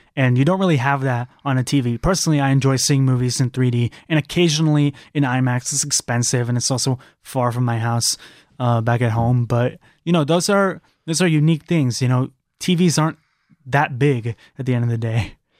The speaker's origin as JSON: {"language": "English", "region": "California", "country": "United States", "moved": "yes", "said": "I'm from California"}